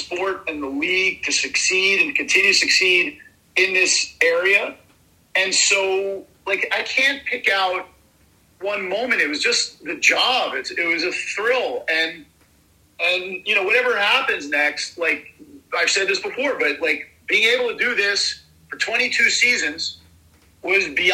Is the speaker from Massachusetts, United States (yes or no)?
yes; Boston, Massachusetts, United States; moved away as an adult; also born or lived in New Hampshire; I grew up in and around Boston, and then I've been back here, you know, for the last 22, 23 years